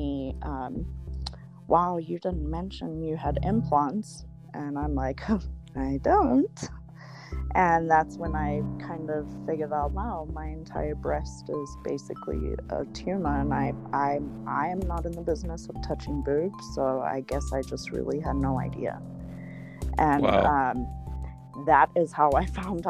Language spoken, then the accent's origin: English; Zimbabwe; now in Colorado Springs, United States; I'm actually originally from Zimbabwe. I was born to a mixed couple